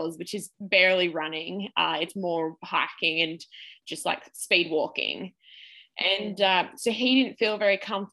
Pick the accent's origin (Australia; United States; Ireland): Australia; as an Australian athlete